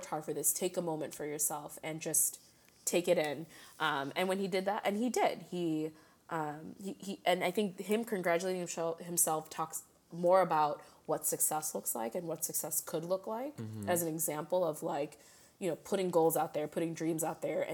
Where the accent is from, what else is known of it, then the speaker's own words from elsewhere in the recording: Chicago, Illinois, United States; being the Chicagoan